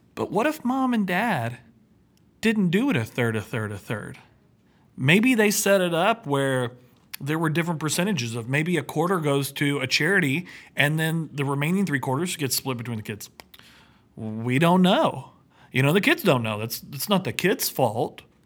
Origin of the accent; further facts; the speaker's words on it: Texas, United States; I'm from Texas. We don't see snow